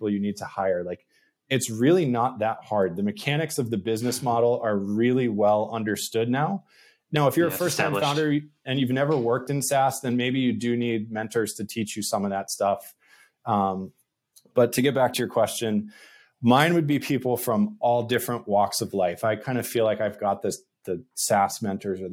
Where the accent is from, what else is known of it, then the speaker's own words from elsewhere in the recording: New England, United States; I'm from New England